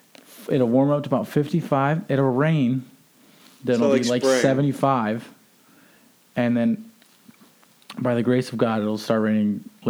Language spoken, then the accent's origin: English; Richlands, North Carolina, United States; moved away; So if you're in Richlands, where I grew up